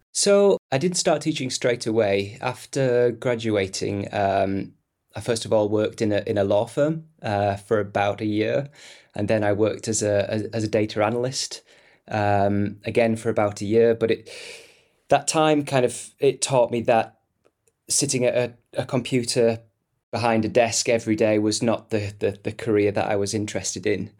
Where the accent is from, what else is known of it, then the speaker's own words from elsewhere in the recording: Stockton-on-Tees, North East England, United Kingdom; comprehensive school in the northeast of England in my, my hometown of Stockton-on-Tees.